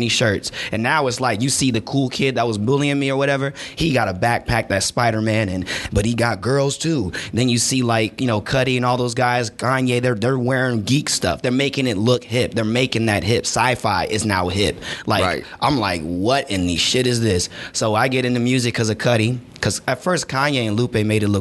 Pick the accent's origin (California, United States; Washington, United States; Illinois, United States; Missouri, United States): Missouri, United States; St. Louis; also born or lived in Mesquite, Texas; I come from St. Louis, and prior to that, I had lived in Texas till I was 12